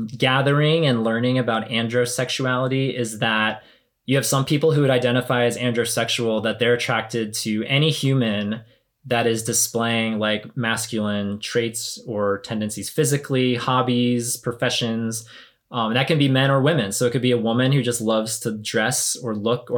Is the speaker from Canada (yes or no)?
no; the South, United States; growing up in the church and growing up in the South